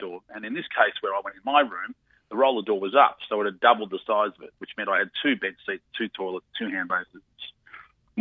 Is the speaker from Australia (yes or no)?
yes; Australia; I'm from Australia